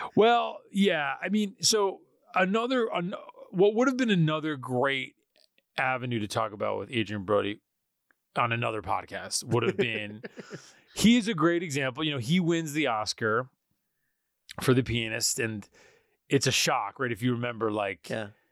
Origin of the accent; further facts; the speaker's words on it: Poughkeepsie, New York, United States; I grew up in Poughkeepsie